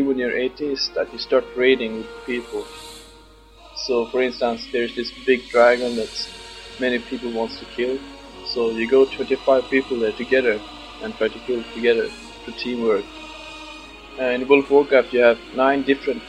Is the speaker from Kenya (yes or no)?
no; Sweden; English is a second language; moved away as an adult; now in Scotland, United Kingdom; I'm from Sweden, 20 years old, and I'm living in Scotland now